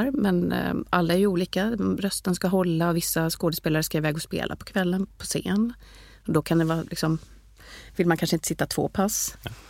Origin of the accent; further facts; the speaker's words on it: Malmö, Skåne, Sweden; accent: göteborgska; also born or lived in Gothenburg; ja, min grunddialekt är ju, jag är ju egentligen skåning men jag, jag är uppvuxen i Malmö